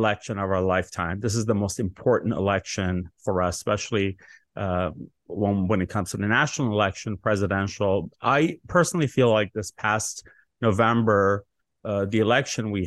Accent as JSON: {"language": "English", "town": "Los Angeles", "region": "California", "country": "United States", "tie": "born or raised there", "said": "I grew up in the Valley"}